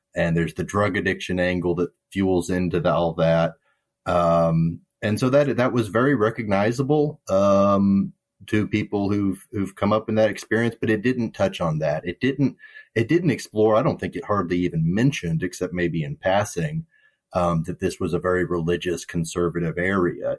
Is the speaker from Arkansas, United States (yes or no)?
yes; Arkansas, United States; I grew up in Arkansas